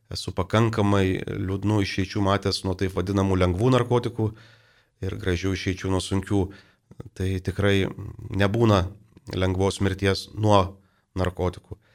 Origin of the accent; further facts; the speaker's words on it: Lithuania; mes lietuviai kažkaip turim truputį keistą požiūrį į vaistą.